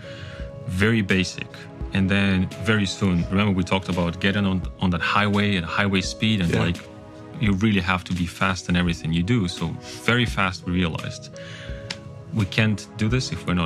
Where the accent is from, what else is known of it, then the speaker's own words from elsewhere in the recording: Kazakhstan; first language Kazakh; English is a second language; moved away; Kazakhstan, my home country